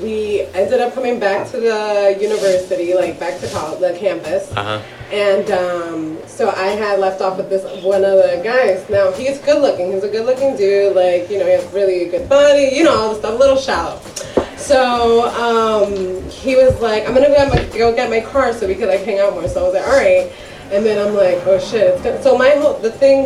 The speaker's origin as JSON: {"language": "English", "country": "Puerto Rico", "tie": "born or raised there", "said": "I grew up in Puerto Rico"}